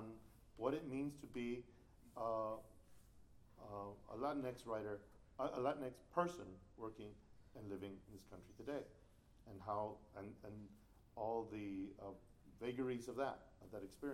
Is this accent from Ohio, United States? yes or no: no; El Paso, Texas, United States; my hometown of El Paso